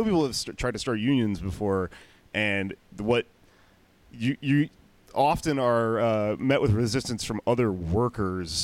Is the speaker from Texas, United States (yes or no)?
yes; Houston, Texas, United States; also born or lived in Austin, Texas; I grew up in Houston, but I went to college and dropped out of UT in Austin.